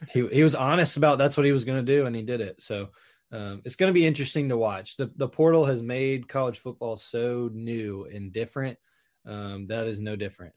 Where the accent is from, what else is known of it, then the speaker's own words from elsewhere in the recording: Hoover, Alabama, United States; I grew up in Hoover